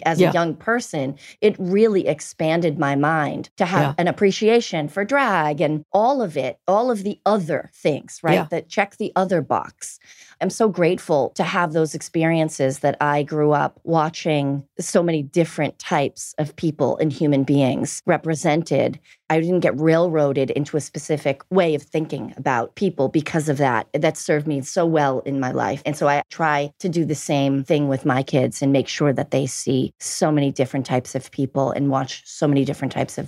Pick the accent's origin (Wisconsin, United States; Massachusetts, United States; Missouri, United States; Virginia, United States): Massachusetts, United States; Boston; In Boston. I think we both grew up being raised Catholic.